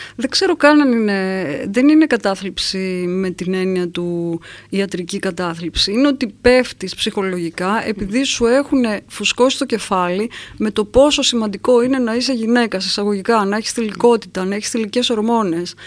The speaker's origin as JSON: {"language": "Greek", "town": "Kavala", "region": "East Macedonia and Thrace", "country": "Greece", "tie": "born or raised there", "said": "στην καβάλα και όλες που μεγάλωσα εγώ που ήταν η θάλασσα"}